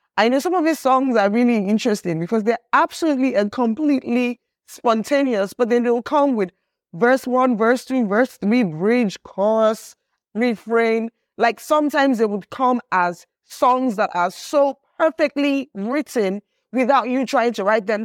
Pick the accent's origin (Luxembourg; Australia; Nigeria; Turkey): Nigeria; everything that I am culturally as a human being, as a Nigerian